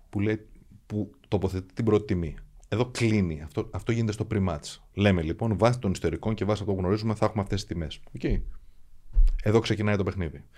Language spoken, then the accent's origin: Greek; Athens, Attica, Greece; Αθηναίος εκεί μεγάλωσα και αυτή ξέρω σαν πατρίδα μου